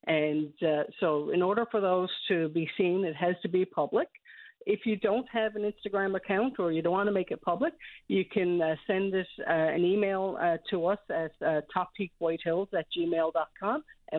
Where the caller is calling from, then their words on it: Clarenville, Newfoundland and Labrador, Canada; I'm calling from Clarenville, from the White Hills Resort